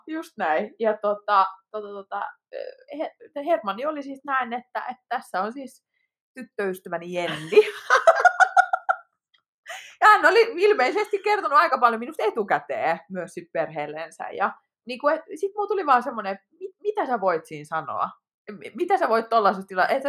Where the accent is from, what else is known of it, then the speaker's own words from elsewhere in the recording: Pori, Satakunta, Finland; now in Helsinki metropolitan area, Finland; olen Porista alun perin